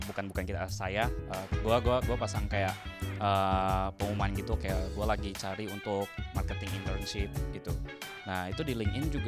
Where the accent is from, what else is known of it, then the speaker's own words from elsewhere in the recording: Cirebon, West Java, Indonesia; saya dari Cirebon